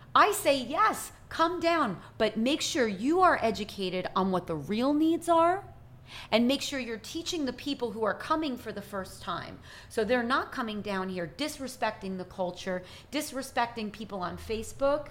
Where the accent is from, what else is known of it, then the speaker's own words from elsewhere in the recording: United States; as an American